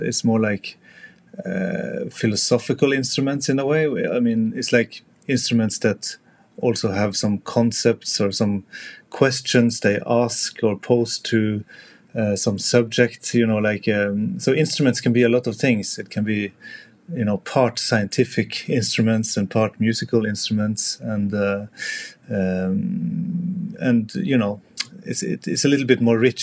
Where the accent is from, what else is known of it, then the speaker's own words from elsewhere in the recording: Tromsø, Troms, Norway; I grew up in Tromsø